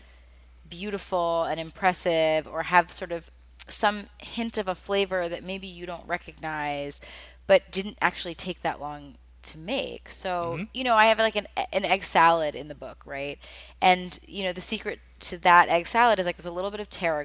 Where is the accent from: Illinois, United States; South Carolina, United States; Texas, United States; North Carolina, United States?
South Carolina, United States; Charleston; moved away as an adult; also born or lived in Scotland / Paris / Mumbai; now in New York, United States; I grew up in Charleston, which now is a big foodie destination.